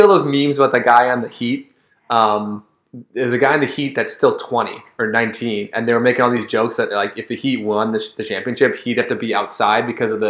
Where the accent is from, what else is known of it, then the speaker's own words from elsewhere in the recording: Minnesota, United States; I'm a Minnesotan